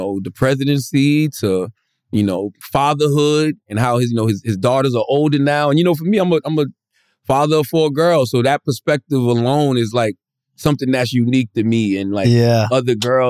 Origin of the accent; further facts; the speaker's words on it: Moncks Corner, South Carolina, United States; I'm from Moscow, South Carolina.